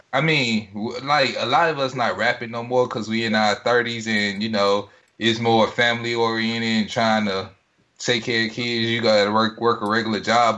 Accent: Greenville, Mississippi, United States; coming from Greenville, growing up in Greenville, doing music in Greenville

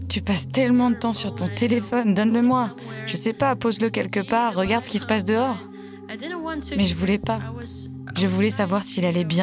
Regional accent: Ukraine; la tête des Allemands quand ils entendaient que je venais d'Ukraine.

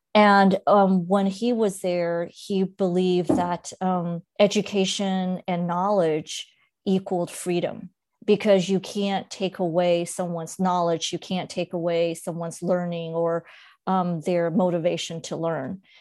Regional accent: Monterey Park, California, United States; English is a second language; also born or lived in mainland China; growing up in Monterey Park

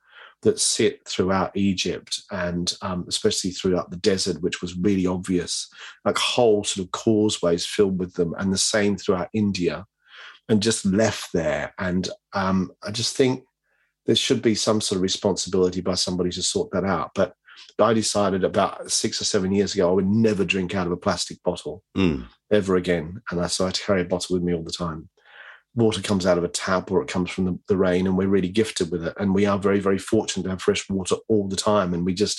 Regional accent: Australia; moved away; as an Aussie growing up

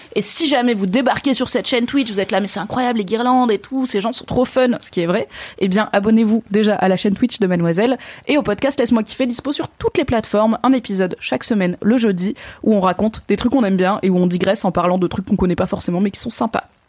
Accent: Haut-Rhin, Grand Est, France; moi je viens du Haut-Rhin, donc du 6-8

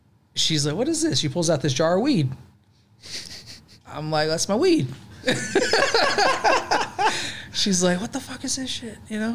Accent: Walnut Creek, California, United States; also born or lived in Yuba City, California / San Diego, California; I was born in the Bay Area. Grew up in Walnut Creek, Martinez, California

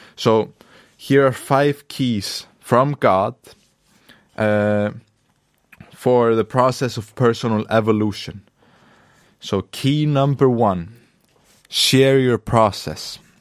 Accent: Akureyri, Northeastern Region, Iceland; I'm in the north of Iceland right now, in my hometown of Akureyri.

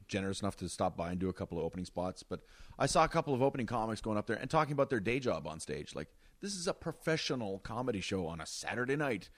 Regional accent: Wawa, Ontario, Canada; moved away; for most of my life in Wawa, it was about five thousand people

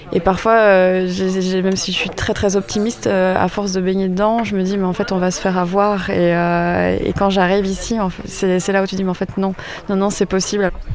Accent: Belgium; je suis belge

